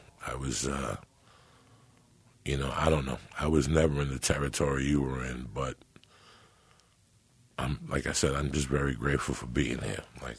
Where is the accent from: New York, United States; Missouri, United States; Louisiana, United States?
New York, United States; now in San Francisco, United States; I saw more violence in 6 months in San Francisco in 1985 than I saw growing up in New York.